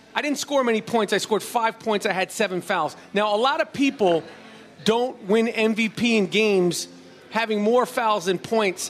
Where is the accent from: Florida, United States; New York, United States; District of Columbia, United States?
New York, United States; New York City; I grew up in New York City